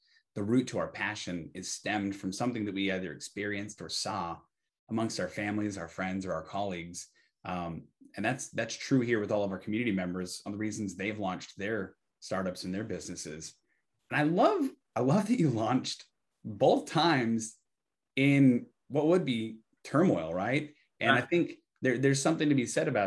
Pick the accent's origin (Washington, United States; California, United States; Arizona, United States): Arizona, United States; Tucson; I'm from Tucson